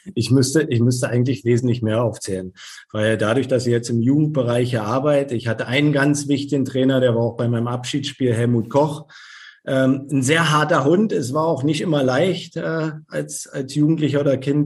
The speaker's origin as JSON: {"language": "German", "region": "Berlin", "country": "Germany", "tie": "born or raised there", "also_born_or_lived": "Leverkusen / Hamburg / Birmingham", "moved": "as an adult", "lives_now": "Rostock, Germany", "said": "Ich bin gebürtiger Berliner."}